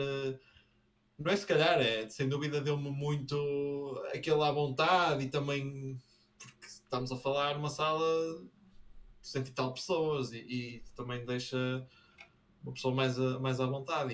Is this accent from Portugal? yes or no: yes; Braga, Norte, Portugal; Braga tem. Nós temos um, um sotaque